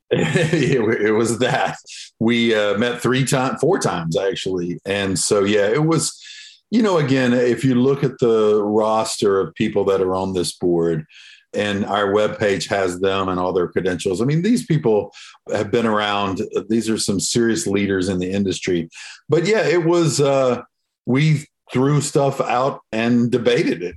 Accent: the South, United States; I'm, of course, from the South. You can probably hear it in my accent. So we're y'all culture down here.

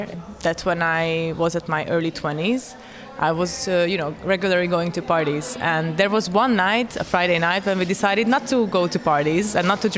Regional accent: Hungary; moved away as an adult; also born or lived in New York; I'm originally from Hungary

